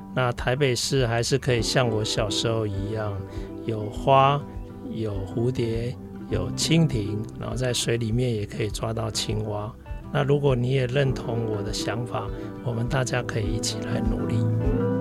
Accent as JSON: {"language": "Chinese", "country": "Taiwan", "said": "我的家庭背景就是，呃，因为台湾人在，呃，五六年级时，呃，的那个年，年代，其实台湾人 的家庭非常崇尚自己的小孩去当医生"}